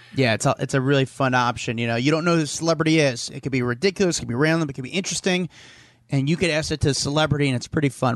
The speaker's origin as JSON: {"language": "English", "region": "New York", "country": "United States", "said": "I'm a New Yorker"}